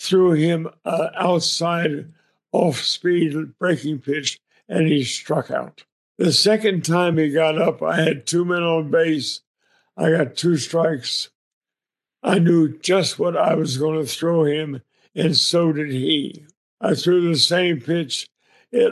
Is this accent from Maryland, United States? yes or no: no; Arlington, Virginia, United States; I was born in Arlington, Virginia. My grandfather, who was a lawyer, built a home on 5 acres in Arlington in 1906. So I grew up in a 5-acre family compound